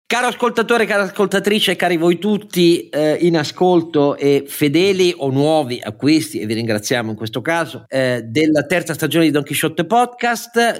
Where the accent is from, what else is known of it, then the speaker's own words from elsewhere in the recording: Italy; il mio paese